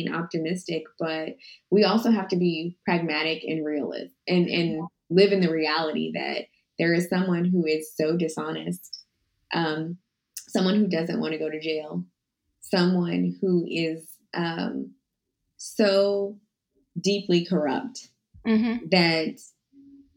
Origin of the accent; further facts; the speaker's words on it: Texas, United States; I grew up in Texas.